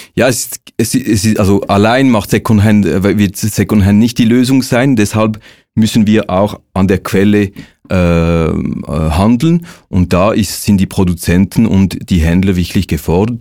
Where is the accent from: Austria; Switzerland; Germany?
Switzerland; wir als Schweizer Bevölkerung